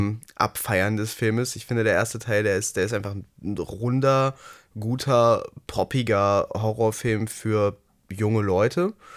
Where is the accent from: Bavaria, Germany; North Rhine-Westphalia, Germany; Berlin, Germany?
North Rhine-Westphalia, Germany; Ruhr area; bei uns im Ruhrgebiet